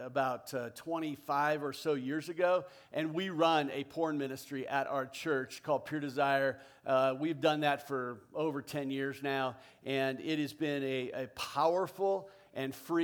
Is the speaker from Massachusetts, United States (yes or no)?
no; South Orange County, Southern California, United States; I was born and raised in Southern California. Grew up down in South Orange County.